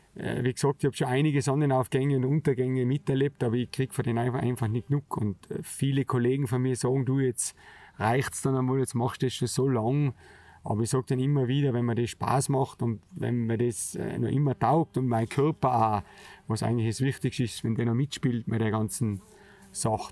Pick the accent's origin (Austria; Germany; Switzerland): Austria; Zemmgrund, Tyrol; das Zemtal, der Zemgrund, wo eigentlich aufgewachsen bin, relativ weit hinten drinnen im sogenannten Gasthof Breitlana. Ich bin bei meinem Onkel aufgewachsen